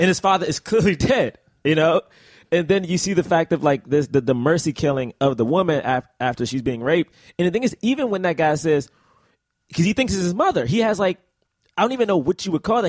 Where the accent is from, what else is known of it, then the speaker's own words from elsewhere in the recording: United States; as an American